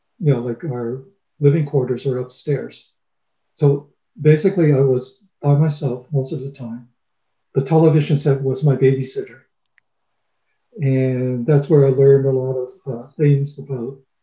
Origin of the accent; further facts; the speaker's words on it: Toronto, Ontario, Canada; also born or lived in Brampton / Scarborough; we moved from Brampton to Scarborough, and then from Scarborough to Toronto. And it wasn't until when we moved to Toronto and I was in grade three